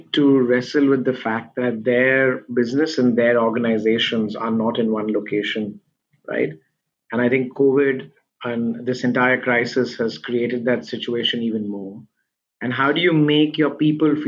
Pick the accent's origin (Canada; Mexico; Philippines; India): India; now in Singapore; I'm originally from India, and we have a lot of family and friends there